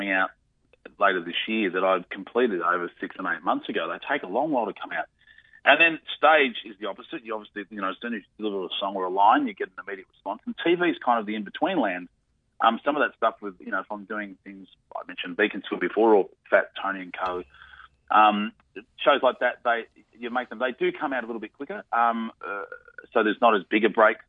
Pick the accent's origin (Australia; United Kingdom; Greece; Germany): Australia; I'm from Australia